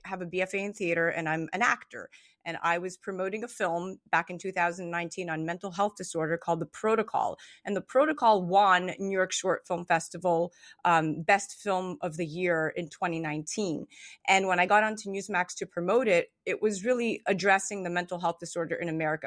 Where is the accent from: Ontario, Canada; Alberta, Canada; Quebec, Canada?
Quebec, Canada; Montreal; I was born in Montreal, Canada, and my mom is Greek, and my dad is part Greek, part Israeli